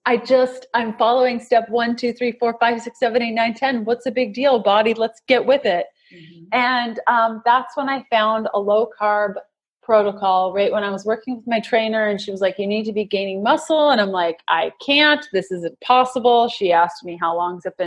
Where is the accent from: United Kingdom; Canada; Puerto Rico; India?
Canada; We're Canadian